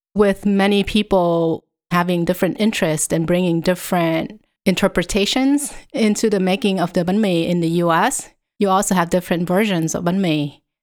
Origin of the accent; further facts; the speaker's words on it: Vietnam; moved away; also born or lived in Southern California, United States / Connecticut, United States; in front of my house when I was growing up in Vietnam